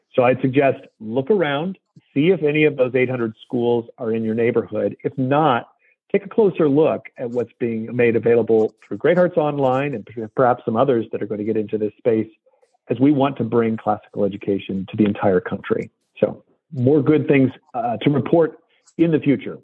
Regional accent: United States; as the American uh, that I am

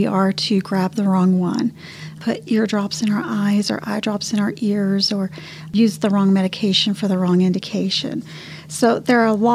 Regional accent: Canyon, Texas, United States; also born or lived in Houston, Texas; I grew up in Canyon, just outside of Amarillo

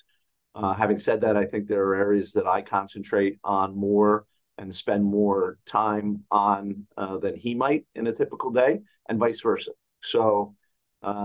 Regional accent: New Jersey, United States; I'm from the New York area, grew up in New Jersey

